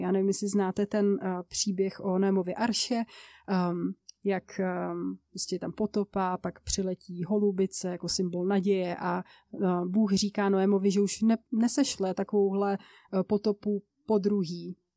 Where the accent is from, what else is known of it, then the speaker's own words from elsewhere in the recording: České Budějovice, South Bohemian Region, Czechia; now in Ostrava, Czech Republic; jsem původem z jižních Čech, z Českých Budějovic, ale teďka v současné době žiju v Ostravě